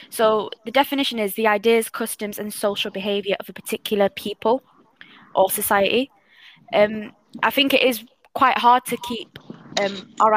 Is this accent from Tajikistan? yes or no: no; Algeria; now in Manchester, United Kingdom; I'm originally Algerian